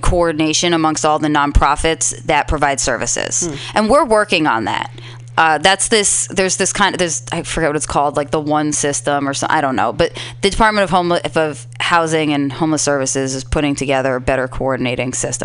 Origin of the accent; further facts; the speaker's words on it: Philadelphia, Pennsylvania, United States; now in San Francisco, United States; I'm from Philadelphia. I grew up in a neighborhood called Germantown.